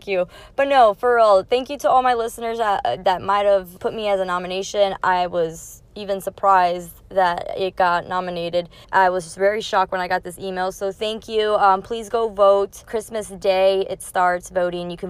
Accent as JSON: {"language": "English", "region": "New Jersey", "country": "United States", "tie": "born or raised there", "also_born_or_lived": "Queens, New York / Florida", "moved": "yes", "said": "I was born in New York, in Queens, and then I grew up in New Jersey and then moved to Florida. So I don't consider myself from New York. I was just born there, but I grew up from Jersey"}